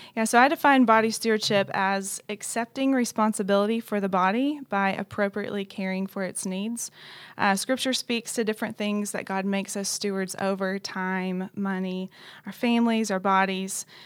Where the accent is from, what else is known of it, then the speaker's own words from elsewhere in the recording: Knoxville, Tennessee, United States; moved away as an adult; also born or lived in Dallas, Texas; now in Louisville, United States; I'm originally from Knoxville, Tennessee